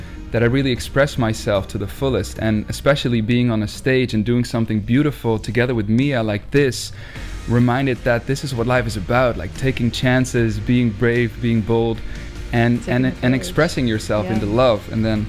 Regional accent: Netherlands; We're from the Netherlands.

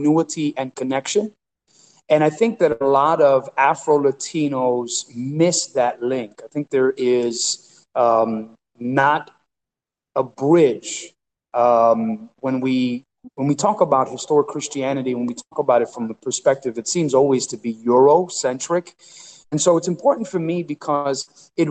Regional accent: Paterson, New Jersey, United States; moved away as an adult; also born or lived in Puerto Rico; now in Rochester, United States; I was raised in Paterson, New Jersey, born in Puerto Rico

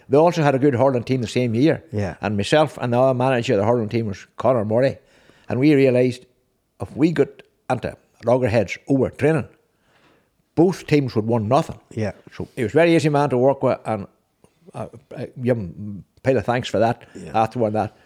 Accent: Six Towns, Northern Ireland, United Kingdom; six towns.

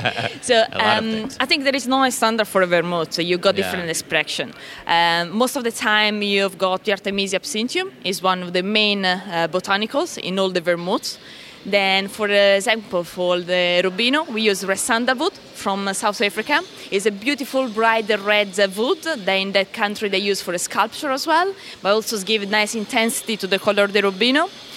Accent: Italy; English is a second language; now in London, United Kingdom; I'm Italian, and you can probably get from my pronunciation.

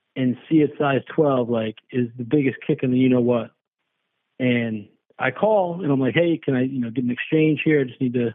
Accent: Chicago, Illinois, United States; moved away; also born or lived in Los Angeles; I'm actually from Chicago originally

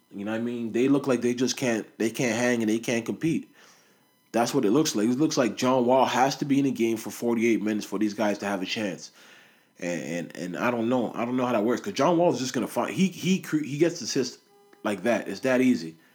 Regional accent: Toronto, Ontario, Canada; we're from Toronto

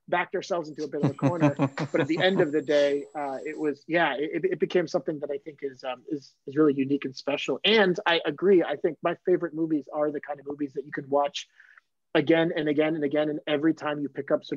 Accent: Maine, United States; I'm from Maine

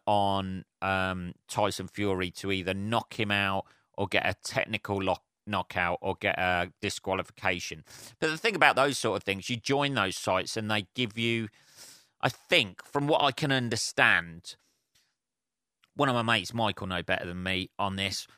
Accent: England, United Kingdom; I'm English

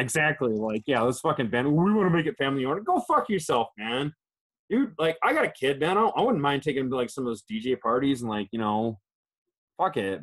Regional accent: Chicago, Illinois, United States; now in Japan; my hometown Chicago

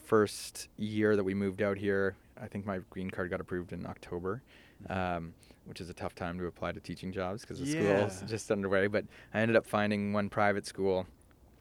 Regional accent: Toronto, Ontario, Canada; moved away as an adult; now in San Francisco, United States; I'd grown up on Lake Ontario

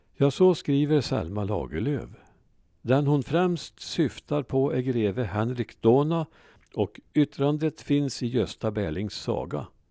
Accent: Värmland, Sweden; jag var infödd värmlänning

